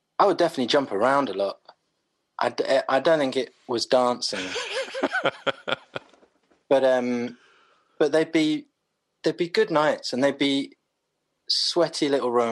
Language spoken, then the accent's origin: English; London, United Kingdom; I grew up in Clapham